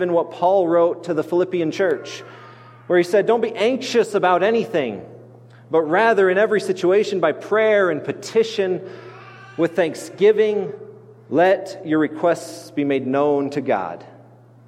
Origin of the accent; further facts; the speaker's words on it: Grand Junction, Colorado, United States; outside the city of Grand Junction where I grew up on the Grand Mesa